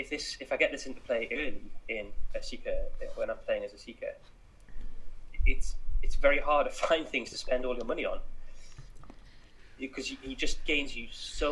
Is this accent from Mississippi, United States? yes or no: yes; Mississippi, United States; born there; I was born in Mississippi. Louisiana just sounded better.